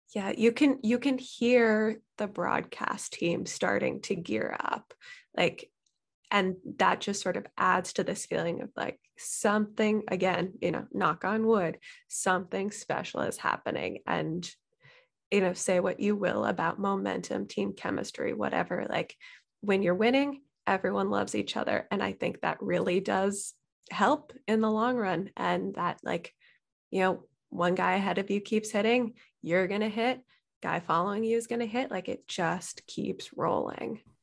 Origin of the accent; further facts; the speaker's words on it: Bay Area, California, United States; also born or lived in Cooperstown; now in Seattle, United States; I grew up in the Bay Area primarily